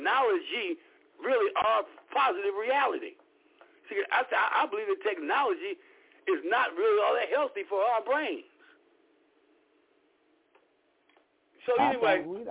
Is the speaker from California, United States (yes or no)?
yes; Los Angeles, California, United States; moved away; also born or lived in East Coast, United States; I was born and raised in Los Angeles